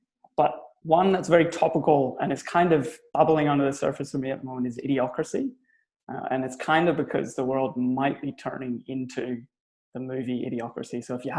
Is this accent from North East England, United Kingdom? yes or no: no; Belfast, Northern Ireland, United Kingdom; now in Australia; So I'm Irish. I'm from Belfast. I'm a Belfast boy. But I've been in Australia now for over 16 years, nearly 18 years now.